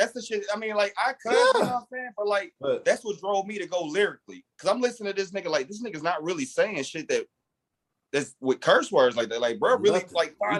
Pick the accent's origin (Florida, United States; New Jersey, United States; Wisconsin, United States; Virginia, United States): Wisconsin, United States; Milwaukee; moved away; also born or lived in Alabama / Tennessee; I'm from Milwaukee, Wisconsin